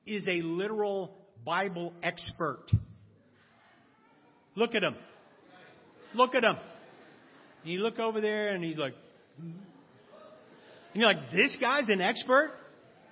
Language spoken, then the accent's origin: English; East Coast, United States; now in Los Angeles, United States; I'm from the East Coast.